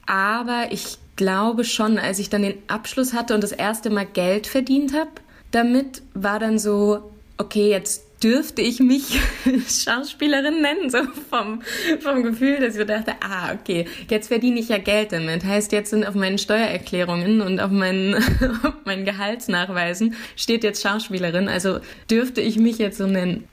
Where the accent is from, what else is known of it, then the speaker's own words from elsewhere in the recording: Dreieich, Hesse, Germany; moved away as an adult; also born or lived in Frankfurt / Neu-Isenburg / Nierstein; now in Berlin, Germany; Und da war ich dann auch in der Schule und habe mein Abitur gemacht